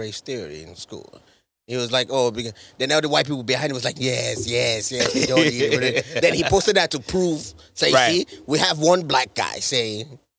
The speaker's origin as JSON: {"language": "English", "country": "Nigeria", "moved": "yes", "lives_now": "United States", "said": "I'm Nigerian"}